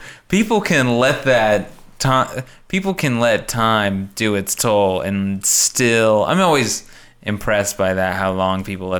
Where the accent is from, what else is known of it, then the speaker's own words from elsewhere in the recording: New York, United States; My mom, well, I grew up in New York, but my mom is from blah, blah, blah, and from here.